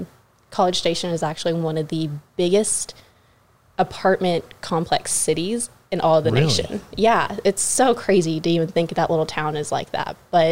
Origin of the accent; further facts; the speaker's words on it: Pearland, Texas, United States; also born or lived in Fort Worth / Killeen; So I am a local from Pearland. I moved there when... I think I was like 8 or 9. I originally was in the Fort Worth area before that. My dad was in the military.